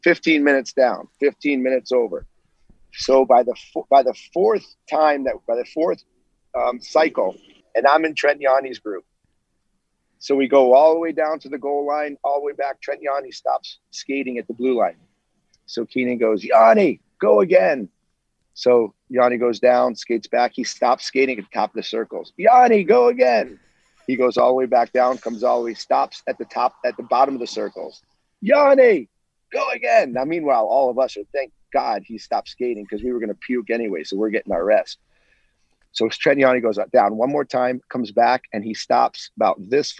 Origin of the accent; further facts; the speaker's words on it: United States; I came from America